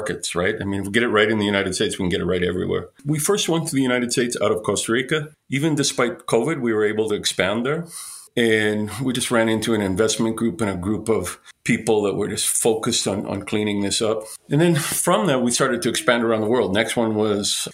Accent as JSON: {"language": "English", "country": "Canada", "said": "I'm a Canadian"}